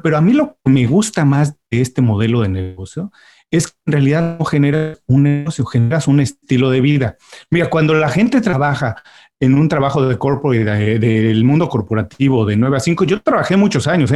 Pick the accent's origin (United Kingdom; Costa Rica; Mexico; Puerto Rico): Mexico; now in Miami, United States; soy mexicano, tengo ya unos años viviendo en Miami, pero cuando vivíamos todos en México